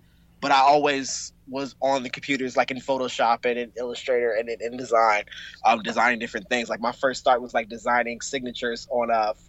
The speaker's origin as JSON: {"language": "English", "town": "Chicago", "region": "Illinois", "country": "United States", "tie": "born or raised there", "also_born_or_lived": "Washington, District of Columbia, United States / Tuskegee, Alabama / New York / San Francisco", "moved": "as an adult", "said": "I'm from Chicago, born and raised, and I went to school in DC."}